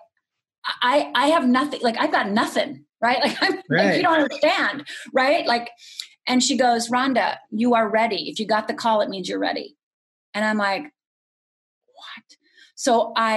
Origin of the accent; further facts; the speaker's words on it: Upper Michigan, United States; moved away as an adult; also born or lived in Los Angeles; growing up in Upper Michigan